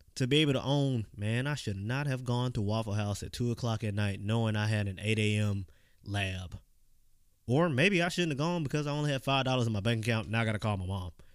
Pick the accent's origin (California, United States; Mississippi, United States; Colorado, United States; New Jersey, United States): Mississippi, United States; Clinton; I grew up in Clinton, Mississippi